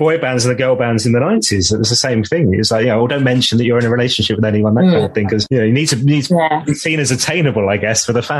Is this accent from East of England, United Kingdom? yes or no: yes; Basildon, East of England, United Kingdom; So I was born in Basildon, listening to Essex Radio.